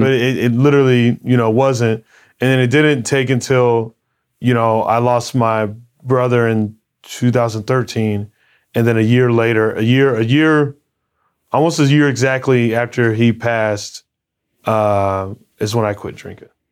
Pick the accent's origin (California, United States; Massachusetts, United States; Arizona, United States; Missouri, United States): Arizona, United States; growing up in Arizona